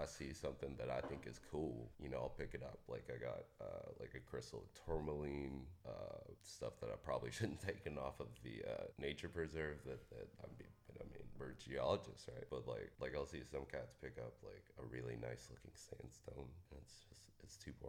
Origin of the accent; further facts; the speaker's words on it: Nashville, Tennessee, United States; I'm from Nashville, man.